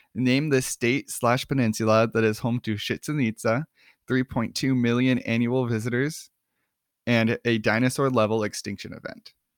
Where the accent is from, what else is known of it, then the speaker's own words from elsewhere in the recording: Miami, Arizona, United States; I grew up in Miami, but it was a small mining town in eastern Arizona